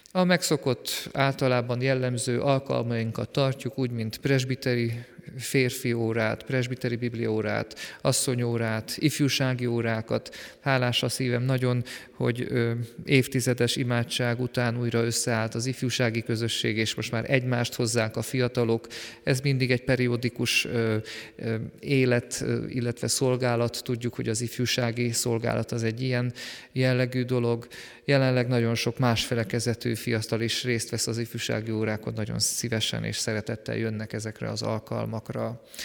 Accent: Sürte, Zakarpattia Oblast, Ukraine; én szűrtén születtem. Onnan indultam el, mint gyermek, ott végeztem általános iskolai tanulmányaimat

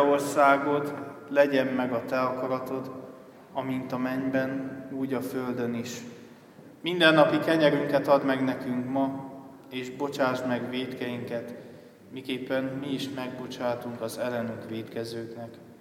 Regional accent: Acâș, Satu Mare County, Romania; moved away as an adult; also born or lived in Cluj-Napoca, Romania / Budapest, Hungary; now in Harta, Hungary; Erdélyből származom, vagyis Palciumból, Szatmár németi mellett levő, hát községből nevezhetem így nem falu, mert hozzá tartozik még két falucska, Ákosnak hívják ezt a községet. Ö, ott nőttem fel

